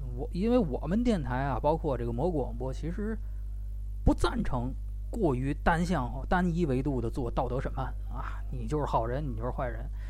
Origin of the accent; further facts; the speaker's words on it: China; 中国人最爱办晚会